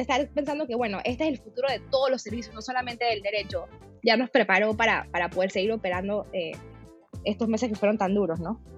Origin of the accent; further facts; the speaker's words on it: Panama; también soy abogada panameña